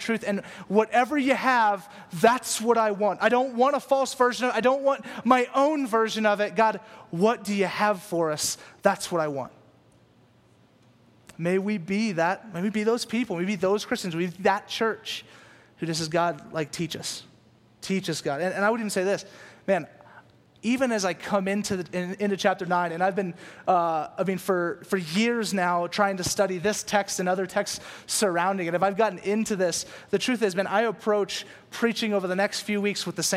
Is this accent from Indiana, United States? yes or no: no; Louisiana, United States; moved away; also born or lived in California; I moved to California from Louisiana. And so in Louisiana, all we listen to is country music and bluegrass. And so I grew up listening to this stuff